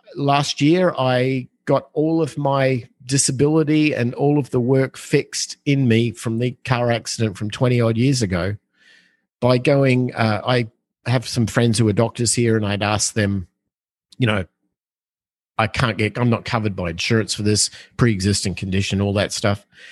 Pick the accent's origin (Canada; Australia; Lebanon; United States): Australia; growing up in Australia, like we had, we're an island on the other side of the planet.